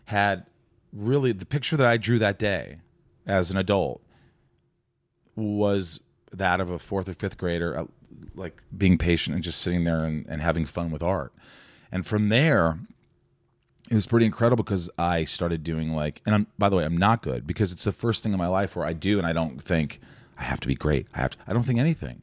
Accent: Newburgh, Indiana, United States; moved away as an adult; also born or lived in New York / Connecticut; I grew up in a small town called Newburgh, which is about fifteen, twenty minutes from Evansville

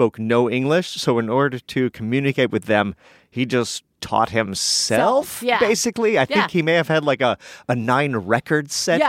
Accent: California, United States; also born or lived in Sweden; And my Swedishness has always been like a big part of who I am. And so I grew up both in California, and then for summers, we would go all summer long to Sweden.

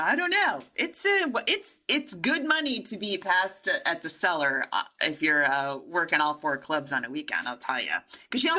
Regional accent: United States; as we American comics

